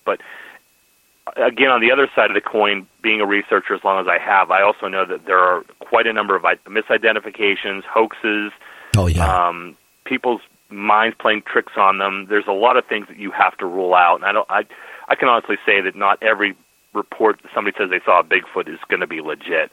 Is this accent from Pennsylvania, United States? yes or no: yes; Pennsylvania, United States; here in Pennsylvania, my home state